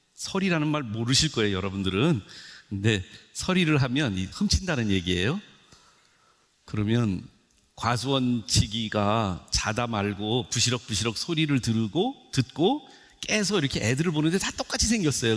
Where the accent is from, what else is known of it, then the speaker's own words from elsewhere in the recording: South Korea; 저는 어, 토종 한국 사람입니다